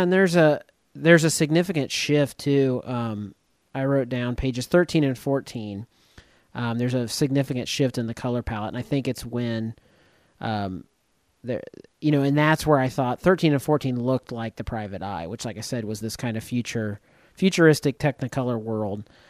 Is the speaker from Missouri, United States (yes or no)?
yes; rural Northeast Missouri, United States; my hometown in, in rural Northeast Missouri, very rural Northeast Missouri